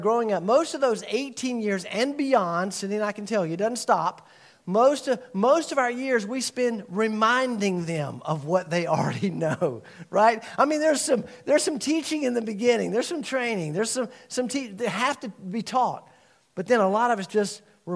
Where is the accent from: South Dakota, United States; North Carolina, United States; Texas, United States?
North Carolina, United States; Winston-Salem; the Baptist church I grew up in Winston-Salem